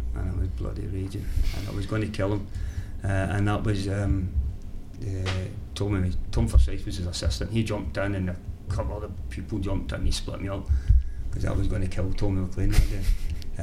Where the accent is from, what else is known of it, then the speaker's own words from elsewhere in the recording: Glasgow, Scotland, United Kingdom; the wee village, which is right at the edge of Glasgow